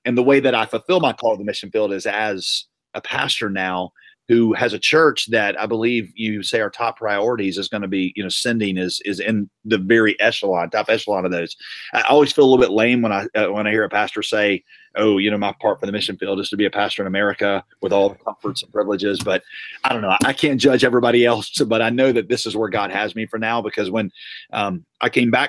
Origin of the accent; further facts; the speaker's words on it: North Carolina, United States; So I'm from North Carolina. That's where I've spent the last 42 years of my life, with the exception of being on the mission field in Southeast Asia and then being a youth pastor.